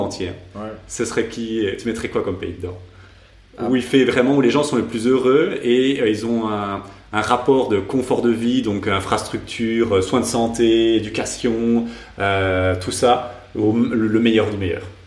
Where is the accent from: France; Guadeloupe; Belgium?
Belgium; on est belge